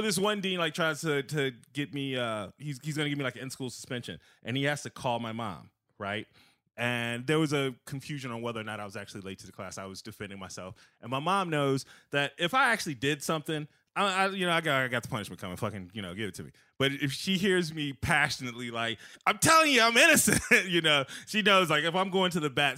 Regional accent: Aurora, Illinois, United States; also born or lived in South Side, Chicago; now in Naperville, United States; I'm from South Side, but I grew up mostly in the suburbs.

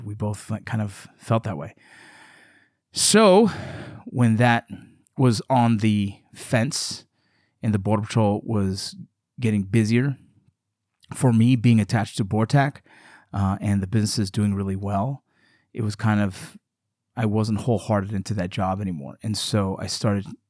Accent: Los Angeles, California, United States; growing up in Los Angeles, California

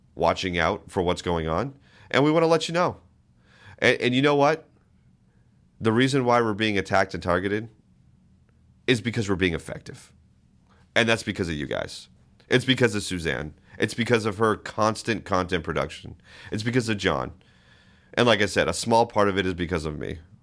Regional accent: East Coast, United States; now in Anchorage, United States; I'm from the East Coast

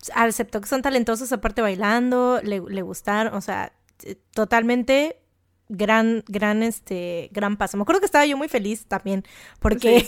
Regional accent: Mexico; nosotros somos mexicanas, venimos de México

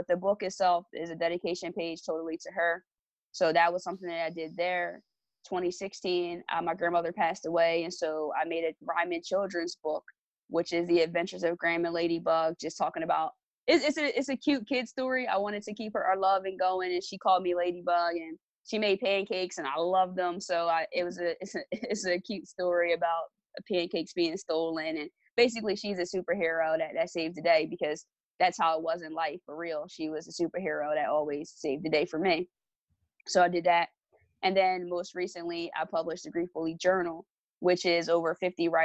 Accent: Lawnside, New Jersey, United States; I'm from Longside, New Jersey. It's a small town. It's a predominantly African-American community

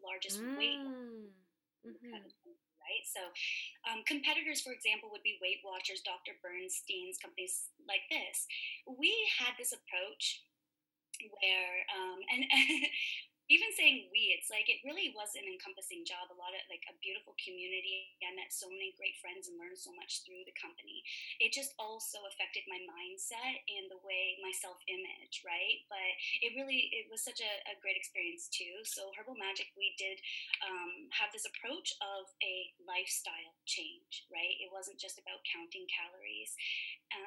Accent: Toronto, Ontario, Canada; moved away as an adult; now in Vancouver, Canada; I'm originally from Toronto.

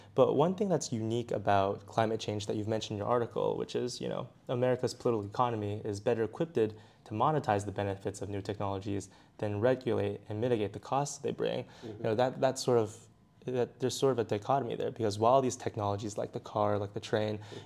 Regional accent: Beijing, China; I'm actually from Beijing

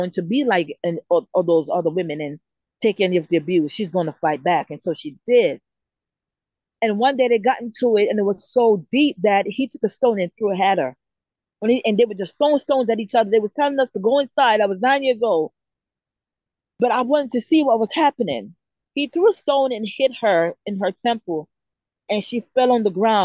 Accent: Jamaica; moved away; Growing up in Jamaica as a little girl, I grew up in a place where it was war every day

